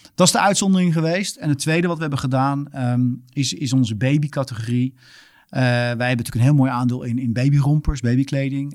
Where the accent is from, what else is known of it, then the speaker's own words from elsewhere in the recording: Netherlands; moved away as an adult; also born or lived in Australia; als Nederlander